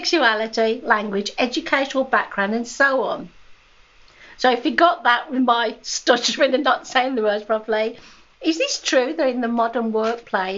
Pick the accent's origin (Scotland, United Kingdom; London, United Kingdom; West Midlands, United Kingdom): West Midlands, United Kingdom; Birmingham; Birmingham, my hometown